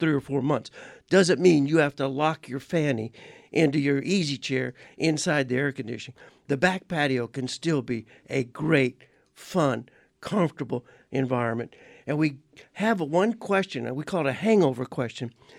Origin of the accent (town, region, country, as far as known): Louisiana, United States; born or raised there; now in Arizona, United States